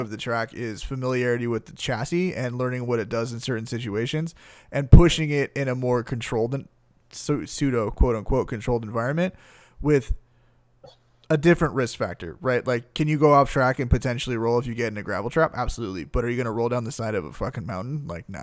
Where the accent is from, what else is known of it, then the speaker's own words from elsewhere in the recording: San Gabriel Valley, California, United States; I grew up in the San Gabriel Valley